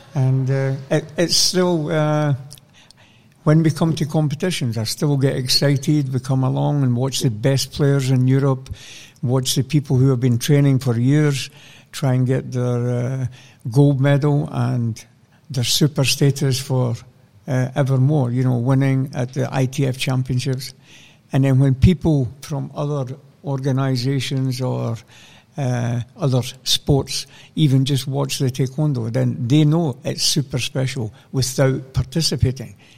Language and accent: English; Scotland, United Kingdom; born or raised there